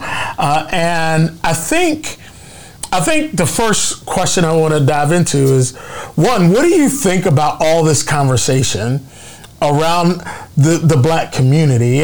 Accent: Philadelphia, Pennsylvania, United States; also born or lived in Atlanta; now in Portland, United States; I am originally from Philadelphia, so I'm a little bit closer to home right now. I live in Portland, Oregon

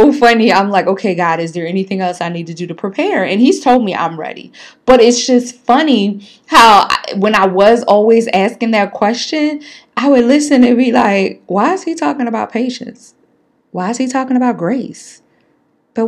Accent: Philadelphia, Pennsylvania, United States; me growing up in North Philly

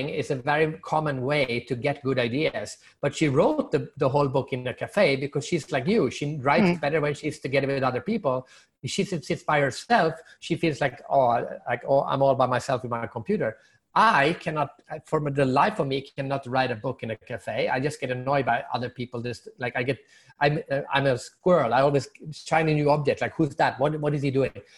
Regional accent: Sweden; I'm from Sweden and I'm Swedish

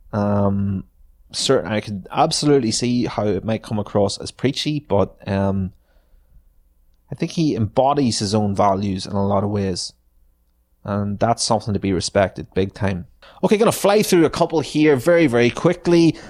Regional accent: Ireland; our history as Irish people

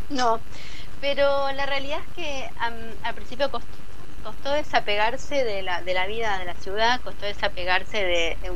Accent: Buenos Aires, Argentina; bien de la vida en Buenos Aires, porque somos porteños todos.

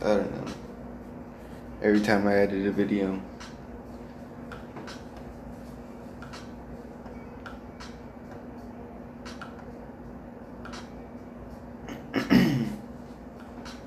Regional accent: United States; moved away; also born or lived in Mexico; since I moved to America, I came from Mexico. I'm originally from America. I went to Mexico and came back.

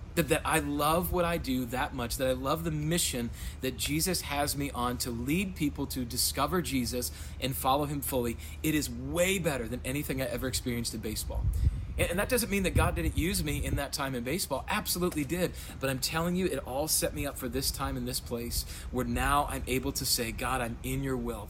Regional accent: Rapid City, South Dakota, United States; moved away as an adult; also born or lived in Sioux Falls / Chicago, Illinois; I am from Rapid City, South Dakota. That's where I was born and raised.

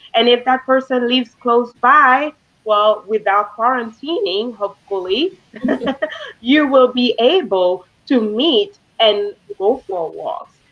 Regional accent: Haiti; moved away; I grew up in Haiti. I wasn't born in Haiti, but I grew up there

